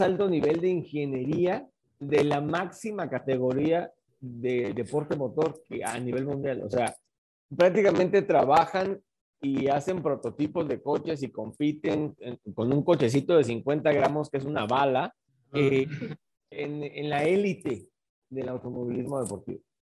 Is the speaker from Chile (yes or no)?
no; Mexico; mi país